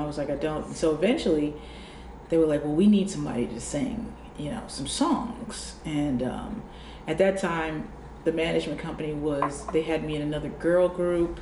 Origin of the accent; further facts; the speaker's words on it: New Jersey, United States; I was from New Jersey and I had my little rugged edge